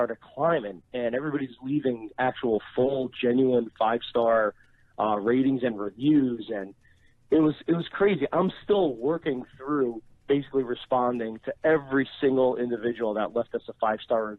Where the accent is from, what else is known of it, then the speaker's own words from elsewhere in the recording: New Jersey, United States; I was born and raised in Jersey by immigrant parents